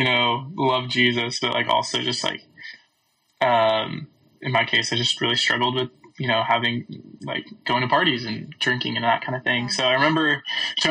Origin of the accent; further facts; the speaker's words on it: California, United States; moved away as an adult; now in Texas, United States; I am originally from California, and now I'm going to Baylor University